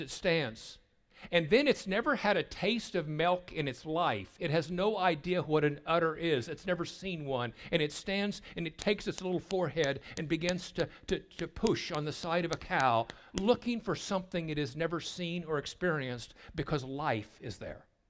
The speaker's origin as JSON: {"language": "English", "region": "Southwest Missouri", "country": "United States", "tie": "born or raised there", "said": "I grew up in Sale Barns in Southwest Missouri"}